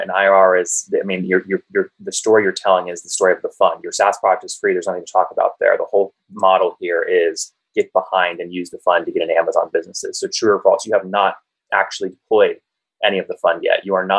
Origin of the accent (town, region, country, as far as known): Loudoun County, Northern Virginia, United States; born or raised there